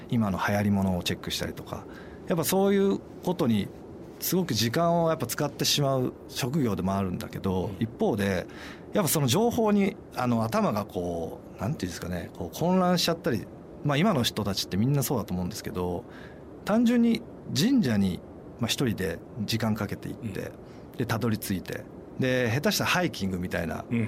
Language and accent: Japanese; Kamakura, Kanagawa, Japan; also born or lived in Tokyo; 僕、まあ、鎌倉なんですけど、ずっと私立のあの都内の学校行ってて